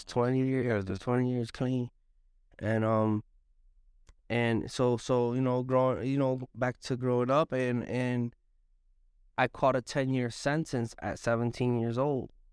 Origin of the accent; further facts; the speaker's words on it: Hartford, Connecticut, United States; I was born in Hartford, Connecticut. I was raised in Hartford, Connecticut, right here on, on Park Street area.